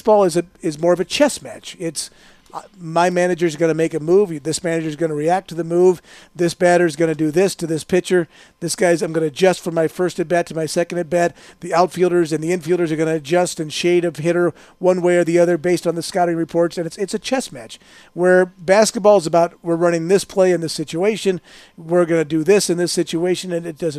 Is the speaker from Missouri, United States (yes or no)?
yes; St. Louis, Missouri, United States; also born or lived in Aurora, Illinois; now in Las Vegas, United States; growing up in St. Louis, listening to Jack Buck